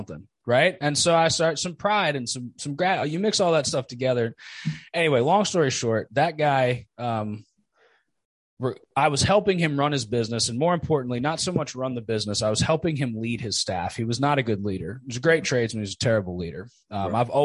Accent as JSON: {"language": "English", "region": "New Jersey", "country": "United States", "tie": "born or raised there", "said": "I grew up in Jersey"}